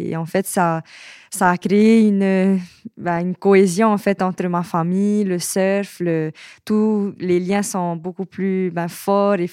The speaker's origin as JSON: {"language": "French", "country": "French Polynesia", "said": "j'ai 23 ans. Je suis de Tahiti et je suis surfeuse professionnelle. Euh, voilà, et je suis euh, actuellement sur Paris"}